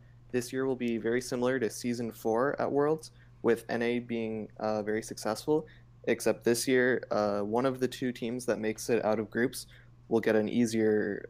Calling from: Santa Monica, California, United States; Santa Monica, California.

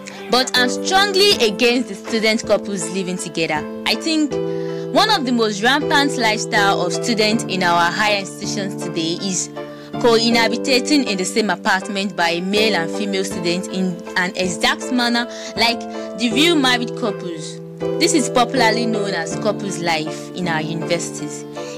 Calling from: Lagos, Nigeria; I'm speaking right from Lagos.

